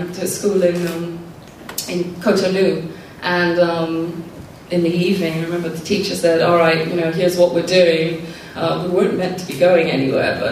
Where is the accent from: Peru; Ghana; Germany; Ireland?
Ghana; moved away; growing up in Ghana